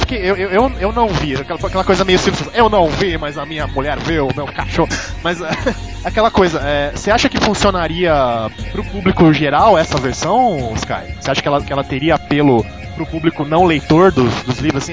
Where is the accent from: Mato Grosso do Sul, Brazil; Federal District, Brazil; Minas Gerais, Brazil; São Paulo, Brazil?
São Paulo, Brazil; eu sou paulista, tô. Não paulistano, detalhe. Sou paulista e, e moro em São Paulo